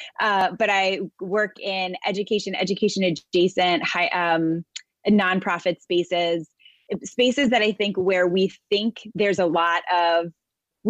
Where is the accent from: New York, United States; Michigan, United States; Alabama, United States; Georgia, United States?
New York, United States; New York City; I am a New Yorker, born and raised. I live most of my life in and around New York City area.